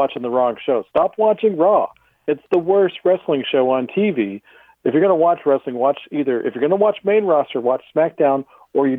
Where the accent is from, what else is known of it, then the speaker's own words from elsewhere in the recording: Texas, United States; I still live in Texas. I grew up in Texas.